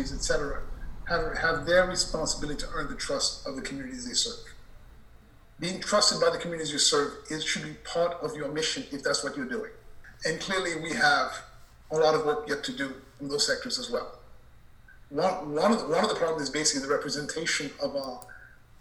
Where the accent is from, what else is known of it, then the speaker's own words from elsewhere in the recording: New York City, New York, United States; moved away; I grew up in Elmhurst